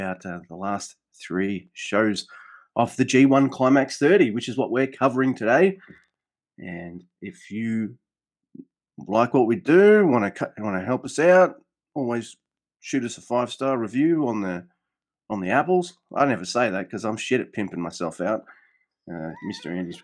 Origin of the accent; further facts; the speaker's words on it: Australia; I'm an Aussie.